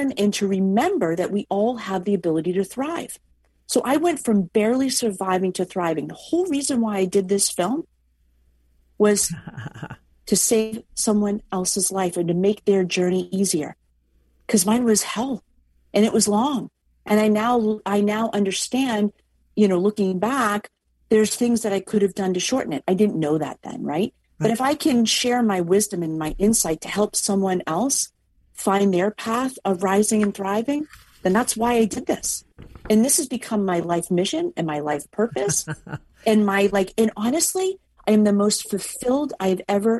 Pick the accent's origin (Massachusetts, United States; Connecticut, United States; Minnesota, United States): Massachusetts, United States; Boston; I'm from Boston.